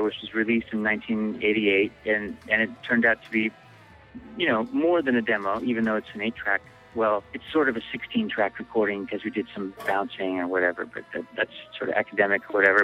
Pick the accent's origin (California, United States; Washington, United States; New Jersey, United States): Washington, United States; Bellingham; also born or lived in Seattle, Washington; we came from Bellingham, Washington, an hour and a half north of Seattle